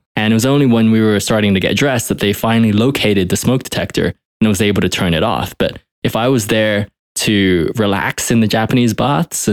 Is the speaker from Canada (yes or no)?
no; United Kingdom; now in United States; I'm originally British